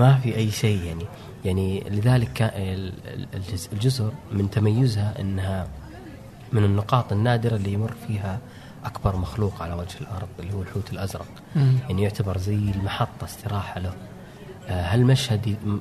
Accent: Saudi Arabia; من عندنا في السعودية

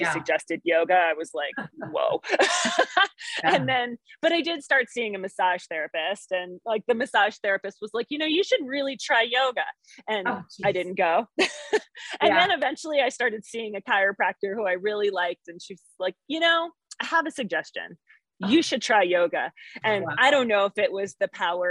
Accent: East Coast, United States; moved away as an adult; now in Montana, United States; I'm an East Coaster, born and raised

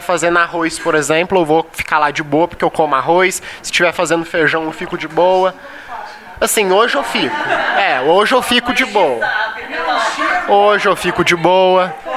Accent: São Paulo, Brazil; now in Goiás, Brazil; Não sou goiano, sou paulista

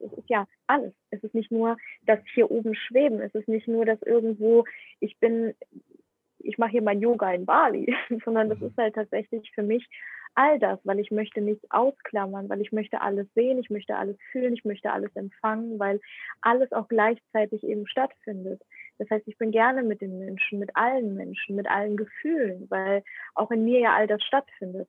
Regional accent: Ukraine; also born or lived in Germany; now in Indonesia; Ich bin aber in der Ukraine geboren und ich spreche auch Bahasa und ich spreche aber auch Englisch

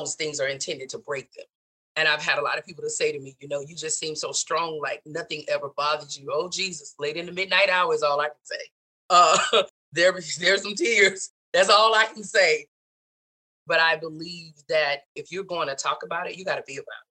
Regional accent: the South, United States; moved away as an adult; growing up in the South.

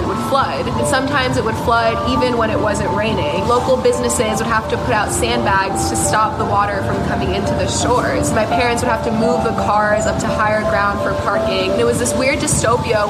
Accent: South Florida, United States; also born or lived in Fort Lauderdale, Florida; I'm 21 years old, and I was born and raised in South Florida

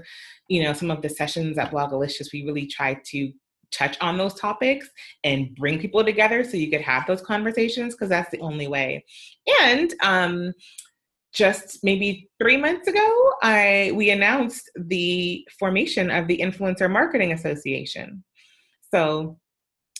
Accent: Canada; I'm also Canadian

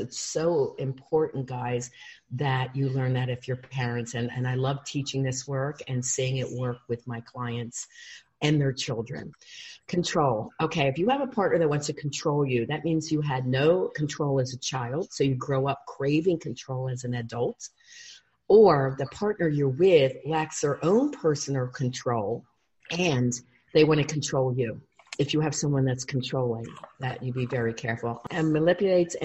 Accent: Huntingdon Valley, Pennsylvania, United States; I grew up in Huntington Valley, outside of Philly

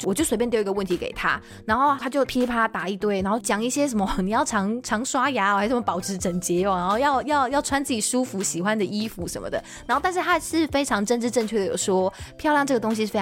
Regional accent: Taiwan; 我是台湾人

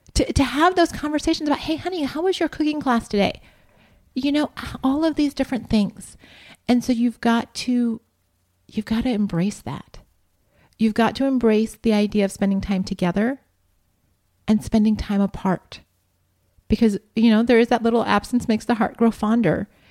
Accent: Columbus, Ohio, United States; I grew up in Columbus, Ohio

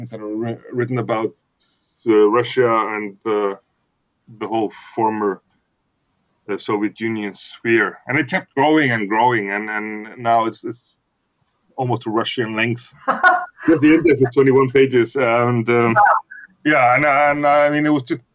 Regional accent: Iceland; English is a second language; I'm from Iceland

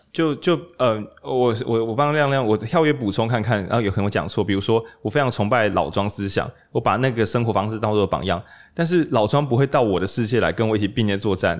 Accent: Changhua County, Taiwan; 因为我长话人

